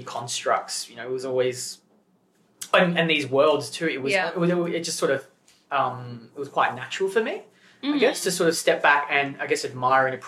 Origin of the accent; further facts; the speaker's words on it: Gippsland, Victoria, Australia; moved away as an adult; now in Melbourne, Australia; growing up in Gippsland